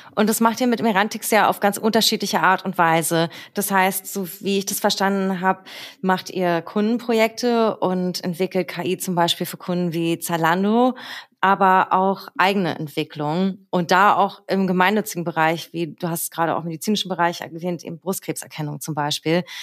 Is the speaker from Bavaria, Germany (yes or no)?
no; Berlin, Germany; born or raised there